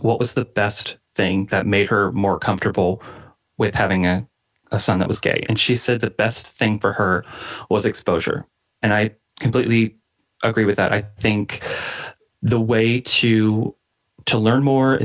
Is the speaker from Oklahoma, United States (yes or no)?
yes; Oklahoma, United States; I was born and raised in Oklahoma.